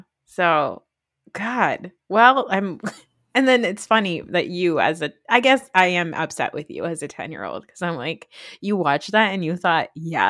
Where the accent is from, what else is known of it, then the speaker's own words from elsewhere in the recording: Saudi Arabia; now in United States; where are you from? And I'd say Saudi Arabia. And they'd be like, do you speak Arabic? And I'd be like, no.